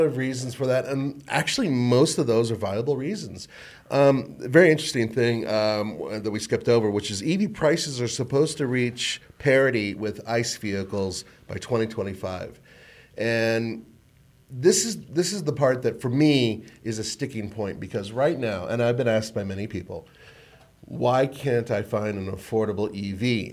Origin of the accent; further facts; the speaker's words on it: Colorado, United States; I was from Colorado